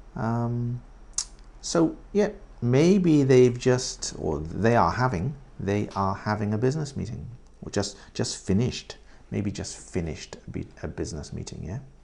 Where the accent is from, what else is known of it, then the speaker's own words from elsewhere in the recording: England, United Kingdom; moved away as an adult; now in Japan; In England, we say estate agents